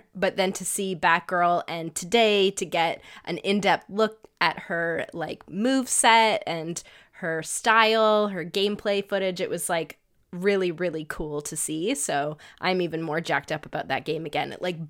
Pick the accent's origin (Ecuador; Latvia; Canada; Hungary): Canada; But we're Canadian, cool.